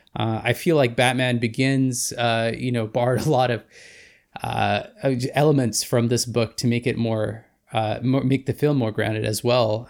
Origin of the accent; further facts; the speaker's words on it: Vancouver, British Columbia, Canada; former filmmaker from Vancouver, B C